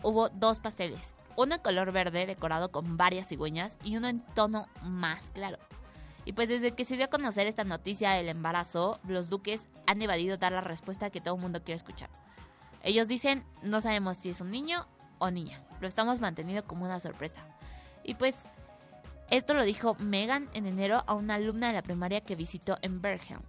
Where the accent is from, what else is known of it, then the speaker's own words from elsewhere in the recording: Mexico; como buenos mexicanos que somos